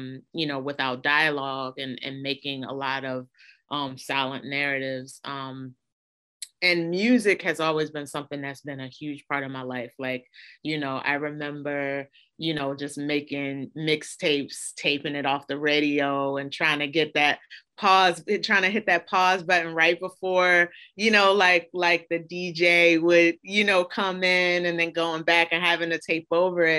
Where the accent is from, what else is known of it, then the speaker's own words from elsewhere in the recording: Baltimore, Maryland, United States; I grew up in Baltimore, Baltimore, Maryland